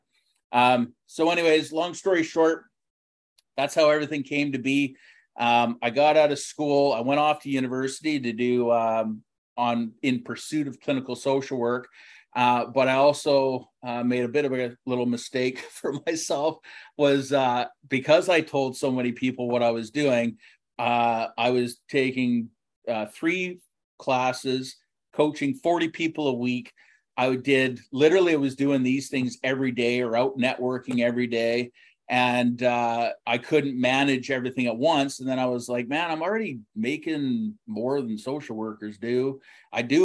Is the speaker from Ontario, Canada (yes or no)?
no; Richmond, British Columbia, Canada; I grew up in Richmond.